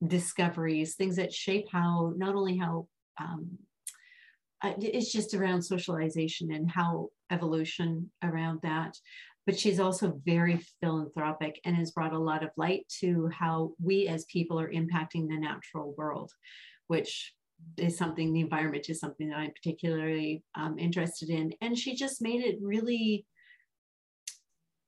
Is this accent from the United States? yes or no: no; Vancouver, British Columbia, Canada; I grew up in the Pacific Northwest, mm-hmm. right? In Vancouver, just outside of Vancouver